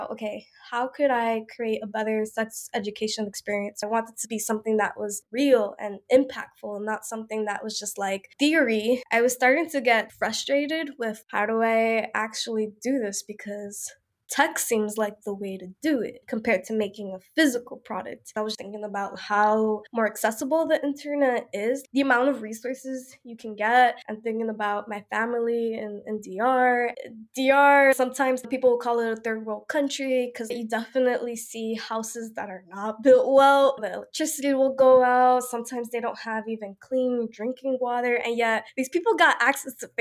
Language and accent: English; New York City, New York, United States; I grew up in New York.